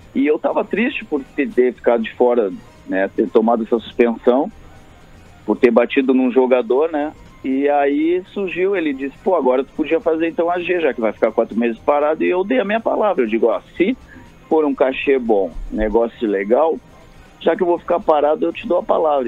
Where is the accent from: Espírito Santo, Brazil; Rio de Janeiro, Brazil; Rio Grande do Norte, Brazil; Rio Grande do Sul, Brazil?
Rio Grande do Sul, Brazil; Pelotas; eu sou do interior, eu sou de Pelotas, né?